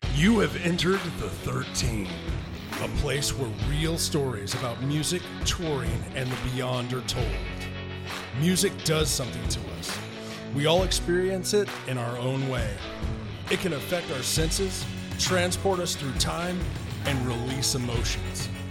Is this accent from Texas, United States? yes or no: yes; Katy, Texas, United States; now in Kingwood, United States; I'm born and raised in Katy, Texas